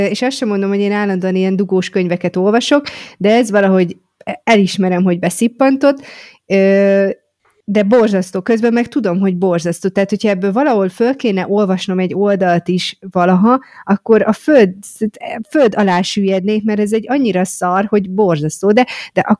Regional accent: Great Hungarian Plain, Hungary; De én torkolom. alföldi vagyok.

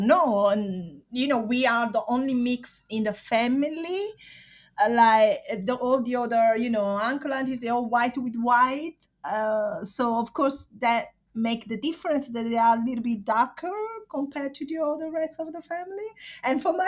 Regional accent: Caserta, Campania, Italy; English is a second language; now in London, United Kingdom; I'm from Caserta, which is south near Naples

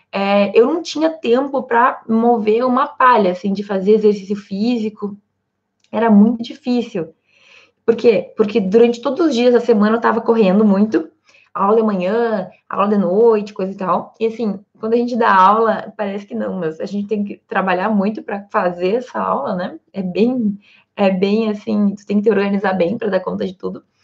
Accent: Santa Maria, Rio Grande do Sul, Brazil; vocês sabem que eu sou de Santa Maria, no Rio Grande do Sul.

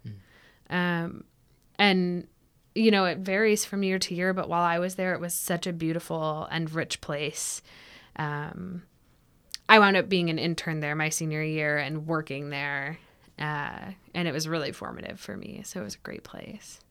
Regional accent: Ashland City, Tennessee, United States; also born or lived in Nashville / Clarksville; I was born in Nashville and I grew up um, outside of Nashville near Ashland City in Cheatham County

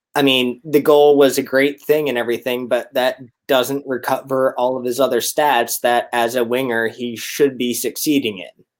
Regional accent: Canada; now in Richmond, Virginia, United States; I'm originally Canadian

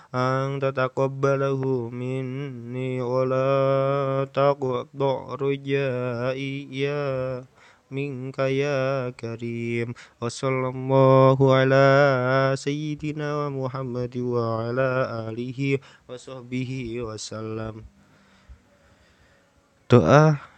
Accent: Java, Indonesia; kita sebagai orang muslim ya dan juga sebagai orang Jawa

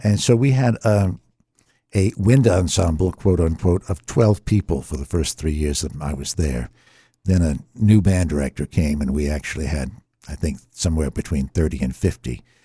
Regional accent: Norfolk, Virginia, United States; I was born in Norfolk, Virginia

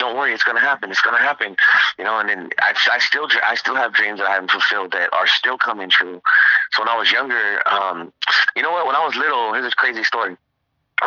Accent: Redondo Beach, California, United States; I'm from Redondo, California

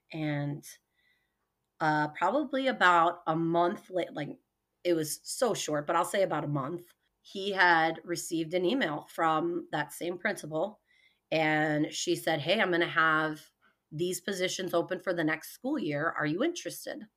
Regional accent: Hoffman Estates, Illinois, United States; moved away as an adult; also born or lived in New York / Arizona / Honduras / Colombia; now in Sioux Falls, United States; we moved to Hoffman Estates, Illinois, and that's where I grew up

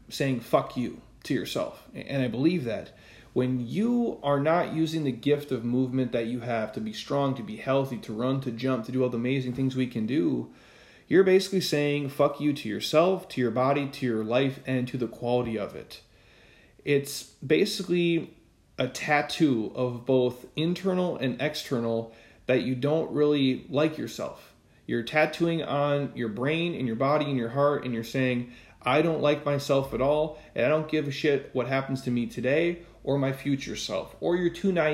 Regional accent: Midwest, United States; we grew up in the Midwest

